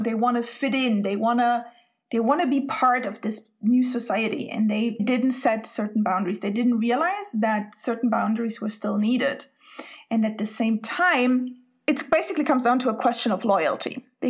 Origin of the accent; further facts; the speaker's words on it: Spain; English is a second language; now in Sweden; but I'm Spanish, I grew up in Spain, and now I live in Sweden.